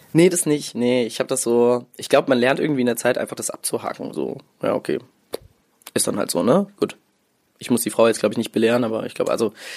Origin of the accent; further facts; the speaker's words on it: Mainz, Rhineland-Palatinate, Germany; also born or lived in Morocco; ich bin in Mainz aufgewachsen, beziehungsweise im Dorf in der Nähe von Mainz.